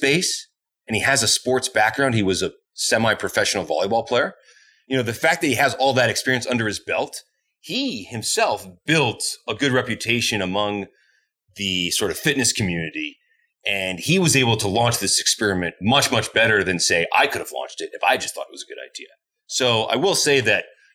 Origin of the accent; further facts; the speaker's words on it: Essex, New England, United States; moved away as an adult; also born or lived in Montreal, Canada; now in Edmonton, Canada; I grew up in New England in this white bread picturesque town called Essex.